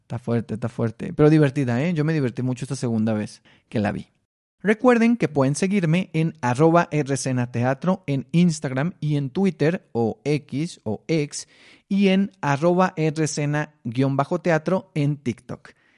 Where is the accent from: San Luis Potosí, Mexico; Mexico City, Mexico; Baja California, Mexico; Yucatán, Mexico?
Baja California, Mexico; Mexicali; yo soy de Mexicali